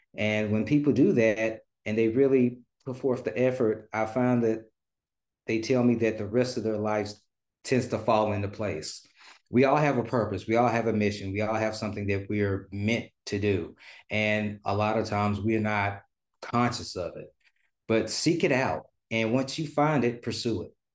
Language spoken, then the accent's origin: English; Memphis, Tennessee, United States; moved away as an adult; now in Dallas, United States; I'm originally from Memphis, Tennessee, uh, now residing in Dallas, Texas